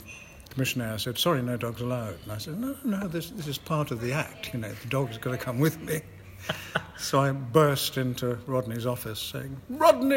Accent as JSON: {"language": "English", "region": "Scotland", "country": "United Kingdom", "said": "I'm Scottish"}